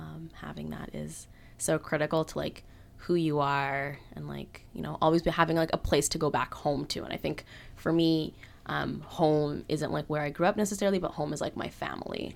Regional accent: Halifax, Nova Scotia, Canada; was born and raised in Halifax

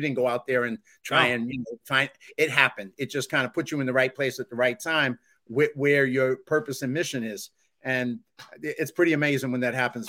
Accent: Massachusetts, United States; accent: Boston; I don't understand why they hear Boston in my accent. I'm like, you know, but I guess it's there, man. Maybe it's my Irish parents or something that's giving me that little Boston accent.

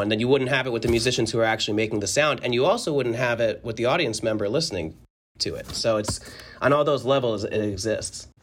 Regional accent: northern New Jersey, United States; I grew up in New Jersey, like, north, right outside of, uh, the city

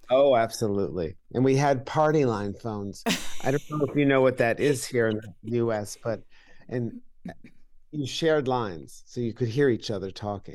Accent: Salem, New York, United States; I grew up in upstate New York in a little town called Salem, New York, in Washington County

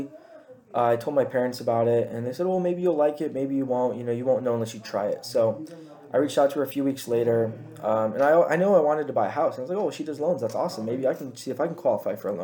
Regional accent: Chula Vista, California, United States; also born or lived in Rancho Bernardo, California / Paradise Hills, California; I grew up in Rolling Hills Ranch, which is in Chula Vista, California. I lived there about till 2010, 2011, when I moved up to Rancho Bernardo, where I went to middle school and high school.

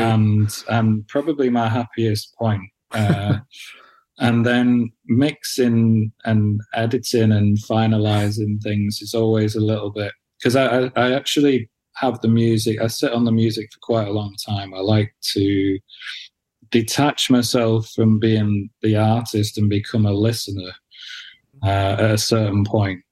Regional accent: near Manchester, North West England, United Kingdom; also born or lived in Wales; I grew up, you know, grew, growing up near Manchester mm. and living in Manchester

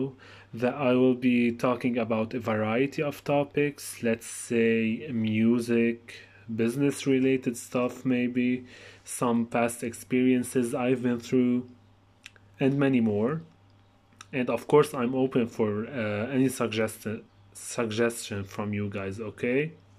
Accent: Lebanon; I am … from Lebanon. I am 23 years old

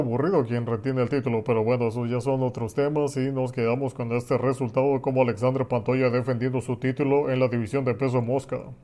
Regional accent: Mexico; soy mexicano

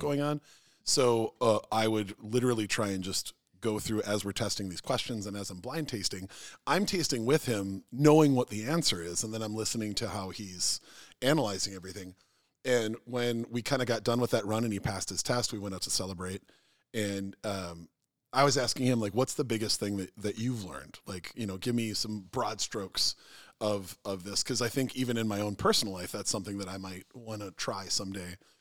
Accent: Minnesota, United States; I'm Minnesotan

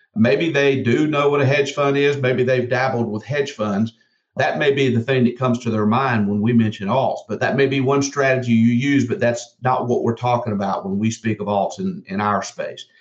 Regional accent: South Georgia, United States; I grew up in South Georgia

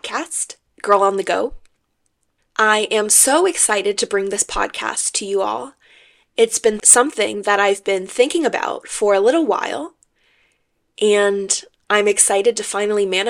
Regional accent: Bay Area, California, United States; I am from California. I'm a Cali girl through and through, and I'm from the Bay Area specifically

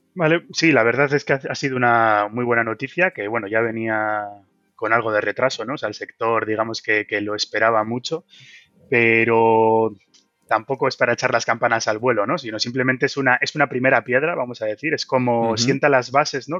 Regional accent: Bilbao, Basque Country, Spain; yo soy de Bilbao

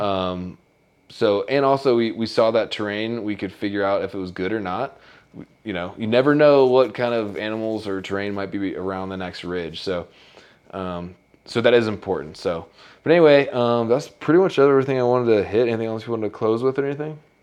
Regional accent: Virginia, United States; we're both from Virginia

